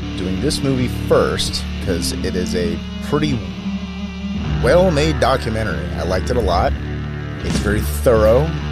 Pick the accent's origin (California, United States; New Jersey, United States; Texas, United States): California, United States; Manteca; my hometown of Manteca, California